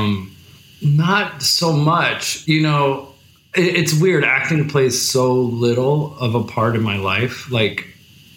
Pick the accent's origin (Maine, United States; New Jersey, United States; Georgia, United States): New Jersey, United States; now in New York City, United States; I'm from New Jersey originally